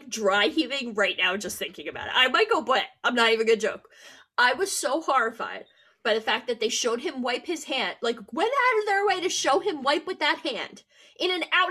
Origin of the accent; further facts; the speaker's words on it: United States; we're American